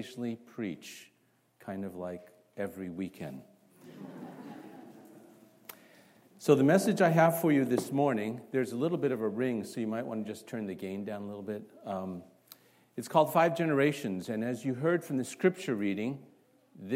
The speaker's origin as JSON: {"language": "English", "town": "Toronto", "region": "Ontario", "country": "Canada", "tie": "born or raised there", "also_born_or_lived": "Singapore / North Carolina / Chicago", "moved": "yes", "said": "I grew up, although I was born in Singapore, I grew up in Toronto, Canada."}